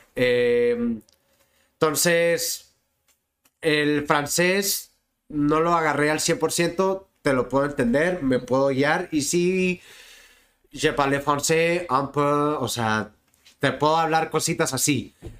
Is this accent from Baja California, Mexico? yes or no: yes; Tijuana, Baja California, Mexico; also born or lived in Mexicali, Mexico; Nací en Mexicali, Baja California, el 2 de mayo del 91. Y el 15 de mayo del 91 llegué a, a Tijuana